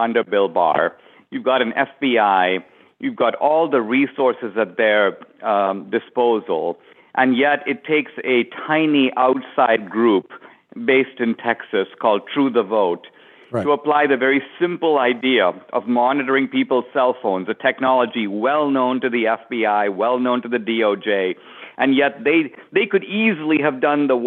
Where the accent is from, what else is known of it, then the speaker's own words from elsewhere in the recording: India; now in United States; in the years I've been in America, I was born in India